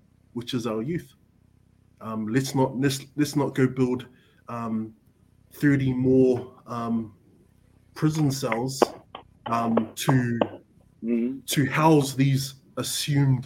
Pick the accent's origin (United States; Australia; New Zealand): New Zealand; Auckland; growing up in Avondale